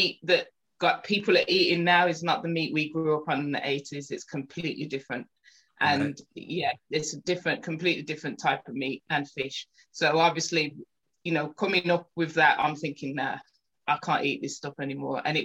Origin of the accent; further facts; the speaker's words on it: Birmingham, West Midlands, United Kingdom; also born or lived in Small Heath, Birmingham / Rubery; I was brought up in Handsworth and Lee Bank